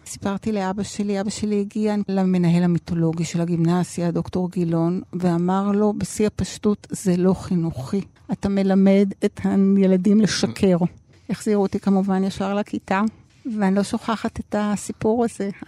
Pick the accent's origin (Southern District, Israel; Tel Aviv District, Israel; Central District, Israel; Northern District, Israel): Tel Aviv District, Israel; Tel Aviv; גדלתי בתל אביב, הייתי ילדה רגילה, לימודים, בלט, תנועת נוער, נגינה, כמו שצריך.